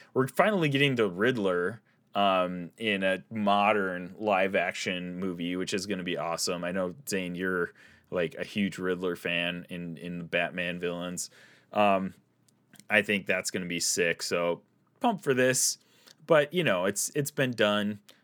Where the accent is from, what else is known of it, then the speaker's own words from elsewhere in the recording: Midwest, United States; accent: Midwestern; my Midwestern accent